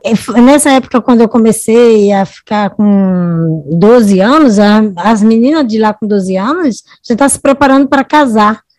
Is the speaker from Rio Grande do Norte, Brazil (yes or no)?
yes; Natal, Rio Grande do Norte, Brazil; moved away as an adult; also born or lived in Santos; eu sou do Natal, Rio Grande do Norte